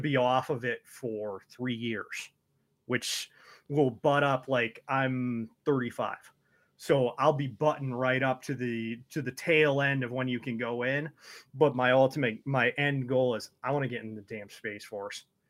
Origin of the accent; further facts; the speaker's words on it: Detroit, Michigan, United States; also born or lived in Toledo, Ohio; my family moved up here so long ago